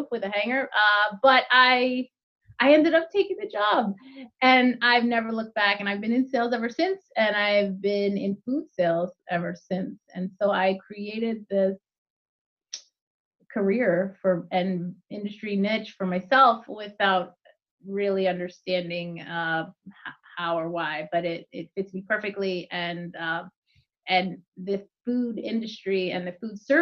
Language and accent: English; New Jersey, United States; I grew up in New Jersey